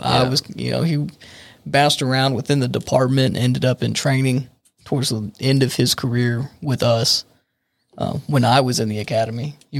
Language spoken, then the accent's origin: English; San Angelo, Texas, United States; I grew up in San Angelo.